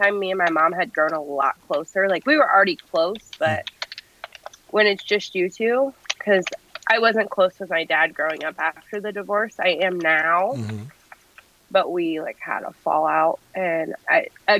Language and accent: English; Iowa, United States; I've lived in Iowa my whole life. Mm-hmm. In just a little tiny town